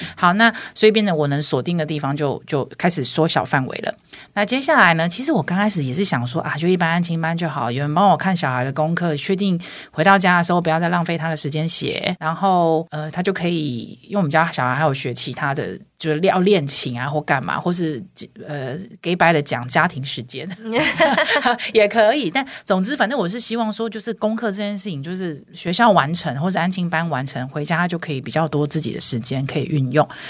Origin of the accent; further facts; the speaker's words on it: Taiwan; 我们两个不是天龙国长大的孩子